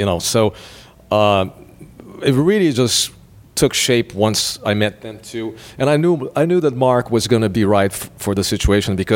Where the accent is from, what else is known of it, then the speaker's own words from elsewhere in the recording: Brazil; moved away as an adult; now in Los Angeles, United States; I was born in Brazil and raised there